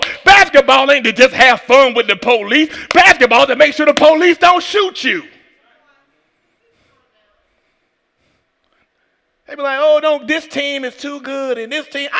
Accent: Atlanta, Georgia, United States; I'm from Atlanta

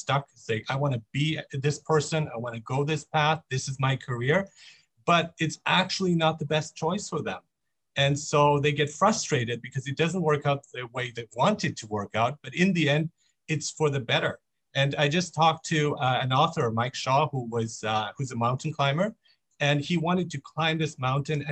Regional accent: Iran; moved away; also born or lived in Mexico; I am from Iran. I was born in Iran.

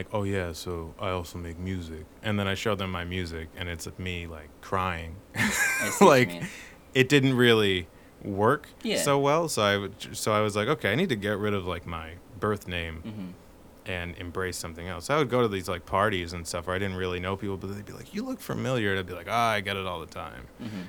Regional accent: Brooklyn, New York, United States; I just moved here. How do they know I was from Brooklyn?

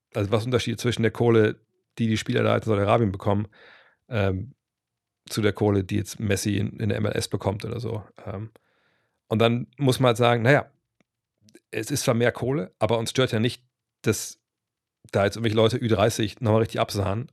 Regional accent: Germany; wir auch als, als Deutsche

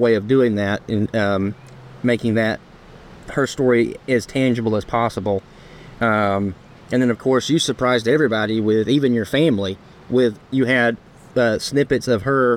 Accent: Rome, Georgia, United States; my hometown, the Rome, Georgia

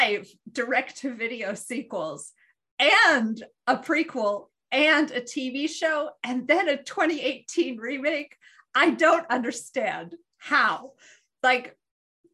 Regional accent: Philadelphia, Pennsylvania, United States; accent: Philadelphia area; my Philadelphia area accent, which actually is not very strong

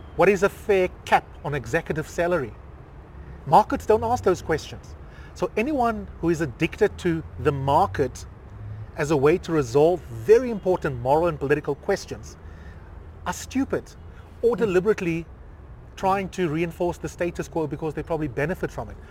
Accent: South Africa; we are South African

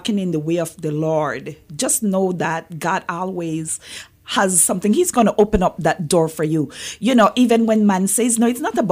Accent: Belize; moved away as an adult; also born or lived in South Carolina; now in Kentucky, United States; I was born and raised in Belize. And so that's where I'm from, and so that's what the accent is about.

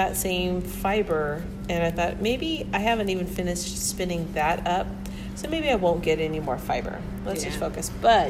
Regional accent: United States; I'm American.

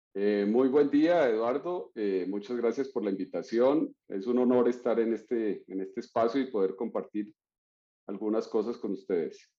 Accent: Florencia, Caquetá, Colombia; moved away; nací en Florencia, Caquetá, que es una ciudad pequeña al sur del país, cercana a la región del Amazonas

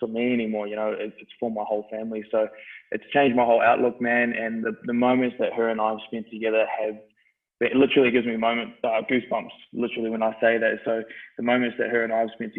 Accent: Christchurch, Canterbury, New Zealand; now in Australia; I grew up in New Zealand. I did the first half of my life in New Zealand, which was a great experience. It was different for me compared to a lot of people. My old man was in the army, so we were based on a lot of army camps, and we moved around a little bit, but did most of my growing up in Christchurch, New Zealand

